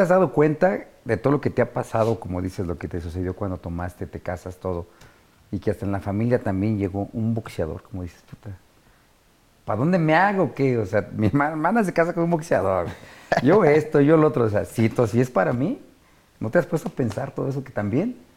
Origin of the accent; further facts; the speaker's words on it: Mexico City, Mexico; este Infonavit Iztacalco donde yo nací, de donde salí